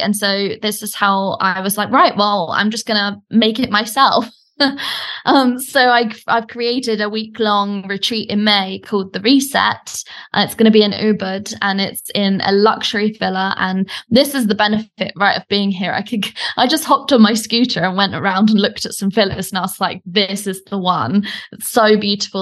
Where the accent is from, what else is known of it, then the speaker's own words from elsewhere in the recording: United Kingdom; accent: British; moved away as an adult; now in Bali, Indonesia; as you can probably tell from my accent, I'm British, um, but I actually live in Bali and I've been here for the last three years